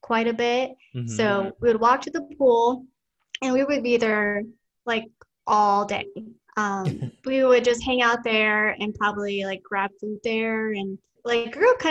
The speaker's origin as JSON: {"language": "English", "town": "Des Moines", "region": "Iowa", "country": "United States", "tie": "born or raised there"}